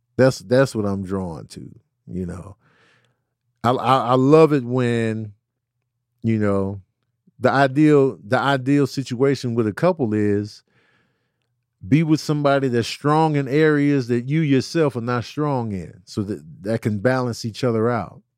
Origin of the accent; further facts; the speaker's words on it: Chicago, Illinois, United States; growing up in Chicago